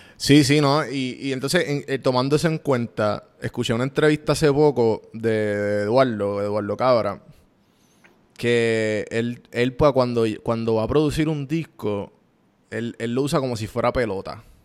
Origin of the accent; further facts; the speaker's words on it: Puerto Rico; para mí como puertorriqueño